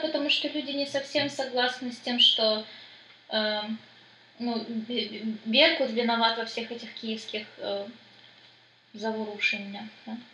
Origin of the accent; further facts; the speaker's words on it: Donetsk, Donetsk Oblast, Ukraine; наши люди, ну, э, дончане